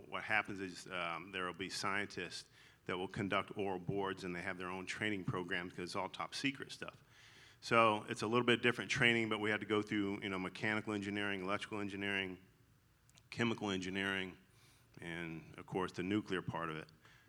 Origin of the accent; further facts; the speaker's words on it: the South, United States; accent: twang; So if you hear a twang in my voice, that's I'm legally allowed to say y'all, because I'm from the South.